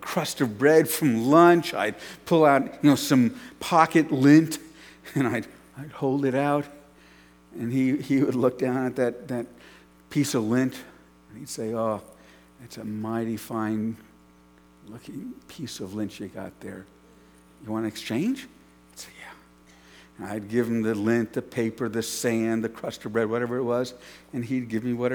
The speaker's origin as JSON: {"language": "English", "town": "New York City", "region": "New York", "country": "United States", "tie": "born or raised there", "said": "When I grew up in New York City"}